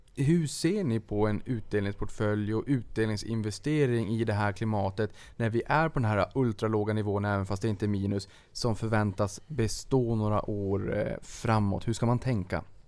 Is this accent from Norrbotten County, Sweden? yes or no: yes; Boden, Norrbotten County, Sweden; jag är ju från Boden